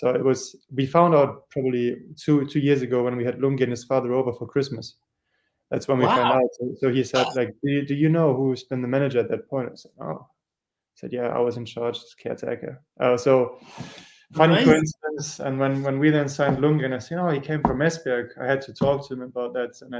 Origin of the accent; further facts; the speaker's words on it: Germany; moved away as an adult; also born or lived in Norwich, United Kingdom; we're from Germany